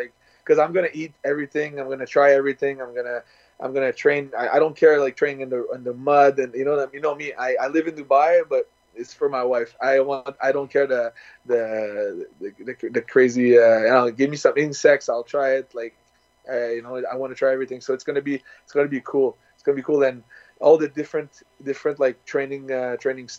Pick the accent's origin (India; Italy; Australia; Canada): Canada; started in Canada, where I'm born